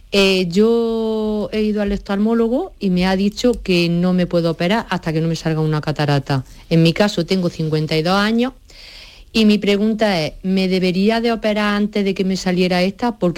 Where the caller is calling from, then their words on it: Baeza, Andalusia, Spain; de Baeza